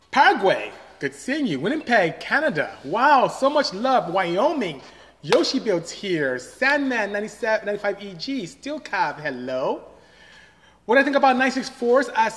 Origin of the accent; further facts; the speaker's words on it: Nigeria; moved away; I'm from Nigeria, to be exact.